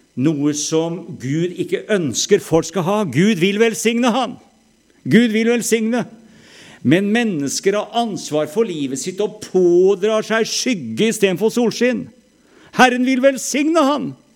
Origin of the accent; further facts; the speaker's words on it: Norway